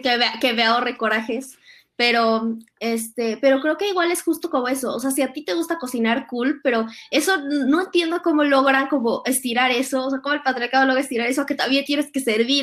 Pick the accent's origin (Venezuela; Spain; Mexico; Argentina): Mexico; como fuimos criados católicos en México